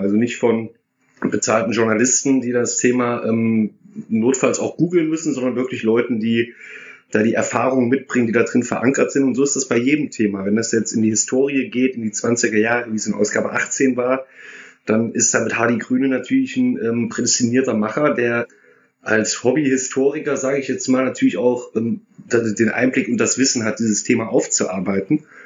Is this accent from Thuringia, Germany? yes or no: yes; Erfurt, Thuringia, Germany; born or raised there; moved away as an adult; now in Duisburg, Germany